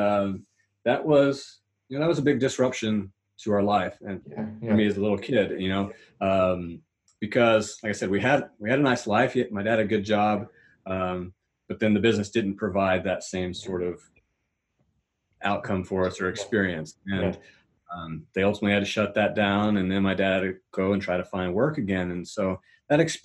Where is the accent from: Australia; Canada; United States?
United States; Atlanta, Georgia; I'm from Atlanta, Georgia. So that's in the Southeast United States